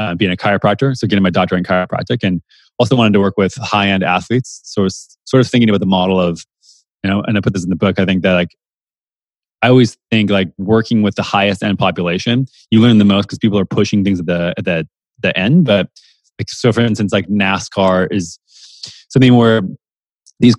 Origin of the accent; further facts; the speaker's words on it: Minnesota, United States; also born or lived in San Francisco; now in Austin, United States; I grew up in the Midwest in Minnesota